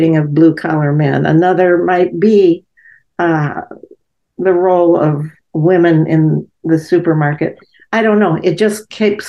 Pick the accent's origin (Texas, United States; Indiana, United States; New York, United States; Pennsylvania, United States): Indiana, United States; Gary; I grew up in Gary, Indiana, where the black to white ratio was pretty even